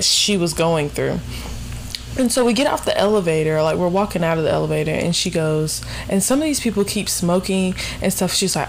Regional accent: South Carolina, United States; we're from South Carolina.

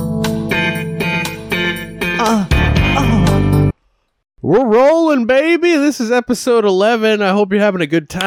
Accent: New England, United States; I'm mostly Irish too, but I just come from New England

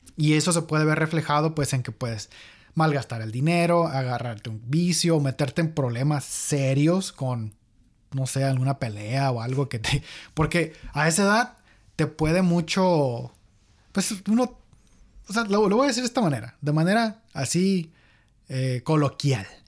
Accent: Mexico; now in United States; nosotros somos de México

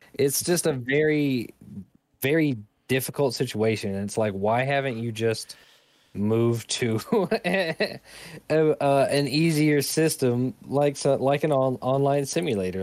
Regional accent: United States; being an American

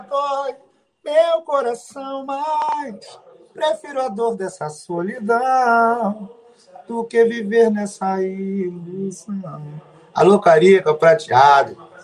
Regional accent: São Paulo, Brazil; also born or lived in Rio de Janeiro; Sou paulistano, nascido e criado na zona norte de São Paulo

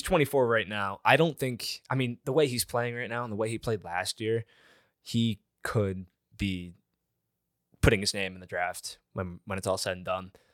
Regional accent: Michigan, United States; moved away as an adult; now in Cincinnati, United States; I am from Michigan

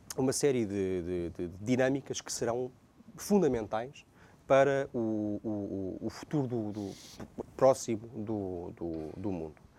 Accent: Portugal

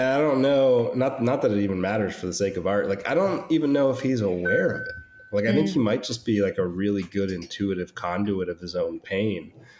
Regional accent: United States; I'm Italian American

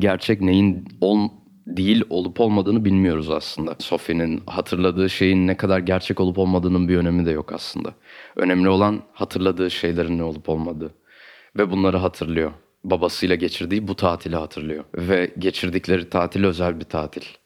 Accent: Istanbul, Turkey; also born or lived in Ankara / Artvin; Benim çocukluğum Kadıköy'de geçti.

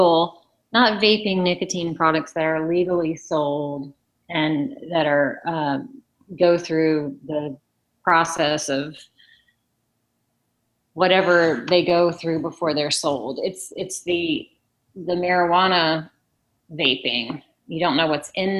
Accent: Loudoun County, Virginia, United States; I grew up in Loudoun County, Virginia

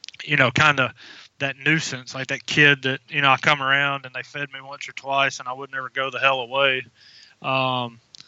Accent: Alabama, United States; I am from Sweet Home, Alabama.

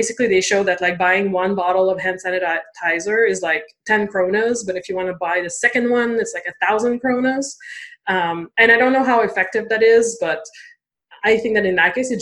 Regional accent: Canada; I am French Canadian

